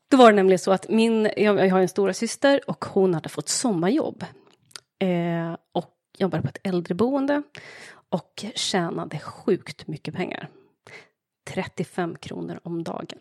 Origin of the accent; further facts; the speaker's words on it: Linköping, Östergötland, Sweden; accent: Östergötland dialect; Jag är född och uppvuxen i Linköping